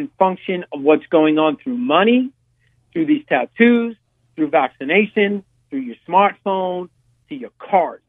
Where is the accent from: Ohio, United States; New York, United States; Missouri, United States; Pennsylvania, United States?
New York, United States; New York City; born or raised there; accent: New York; moved away